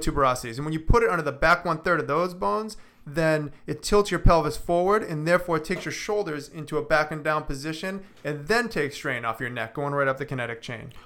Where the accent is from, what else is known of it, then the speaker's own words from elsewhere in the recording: Boston, Massachusetts, United States; moved away as an adult; I'm originally from Boston